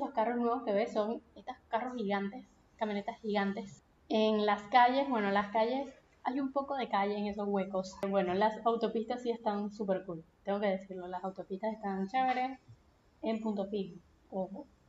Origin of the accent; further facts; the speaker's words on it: Punto Fijo, Falcón, Venezuela; moved away as an adult; Yo soy de Punto Fijo, que es una ciudad que es pequeña, es una ciudad costeña, está al norte del país